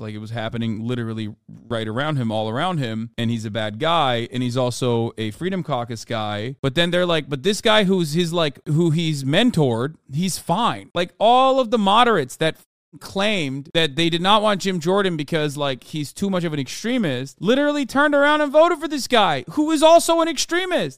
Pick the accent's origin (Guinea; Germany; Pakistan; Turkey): Turkey; moved away; when I was growing up in Turkey